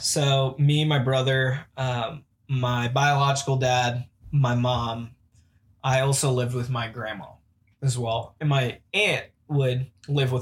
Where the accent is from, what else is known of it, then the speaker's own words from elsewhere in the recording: Malaysia; moved away; I was born in Malaysia